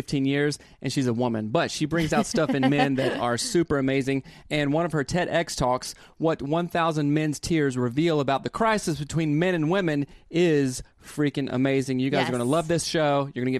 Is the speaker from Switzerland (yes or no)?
no; the South, United States; Of course, I was raised in the South.